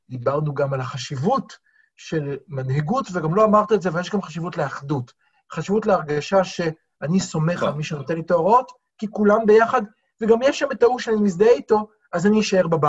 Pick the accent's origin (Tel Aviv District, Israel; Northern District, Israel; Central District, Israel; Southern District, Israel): Tel Aviv District, Israel; Tel Aviv; הציבור התל אביבי כתל אביבי, שתקפו